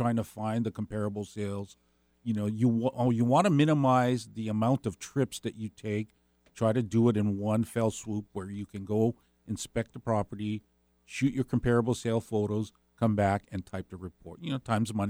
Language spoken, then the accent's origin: English; Ewa, Hawaii, United States; moved away; growing up in Hawaii was great. You know, I grew up in a small little plantation community